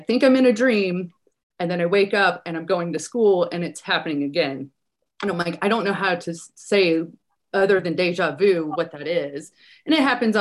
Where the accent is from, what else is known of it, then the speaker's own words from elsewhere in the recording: Deep South, United States; I was raised in the Deep South.